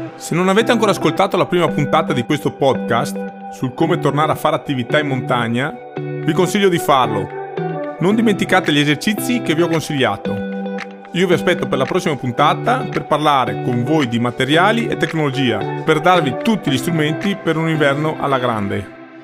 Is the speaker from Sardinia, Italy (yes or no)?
no; Cortina d'Ampezzo, Veneto, Italy; Sono nato e cresciuto a Cortina.